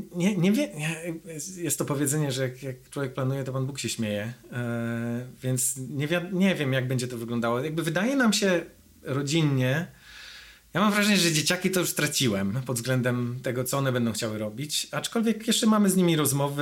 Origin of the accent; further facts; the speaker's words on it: Grudziądz, Kuyavian-Pomeranian Voivodeship, Poland; moved away as an adult; now in United States; Ja jestem z Grudziądza